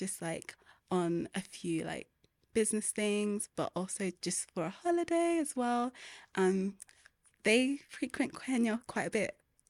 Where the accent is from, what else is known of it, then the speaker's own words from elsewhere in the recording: Peckham, London, United Kingdom; But I was born in Southeast London in a place called Peckham. And it was, it's like a feast for the eyes, I'm not gonna lie. It's, they call it Little Nigeria because there's a lot of Nigerians there. But it was an amazing place to grow up.